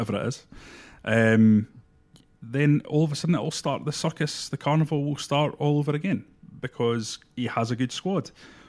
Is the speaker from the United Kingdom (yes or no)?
yes; Perth, Scotland, United Kingdom; I was born and raised in Perth, so St Johnstone are my second team after Hibs.